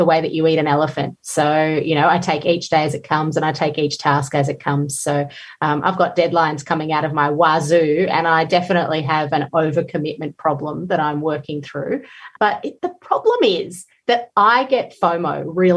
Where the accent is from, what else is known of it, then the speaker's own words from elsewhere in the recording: Georgia; moved away; I grew up in the Soviet Union where food was very scarce most of the time, but we grew our own